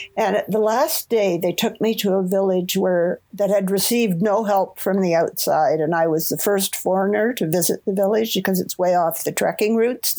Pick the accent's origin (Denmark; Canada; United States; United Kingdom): Canada; Toronto, Ontario; moved away as an adult; also born or lived in Vancouver, Canada; I grew up in Toronto, Ontario